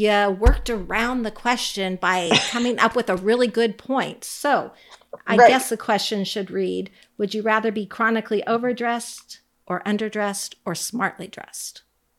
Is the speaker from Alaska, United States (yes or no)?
yes; Alaska, United States; I'm from Alaska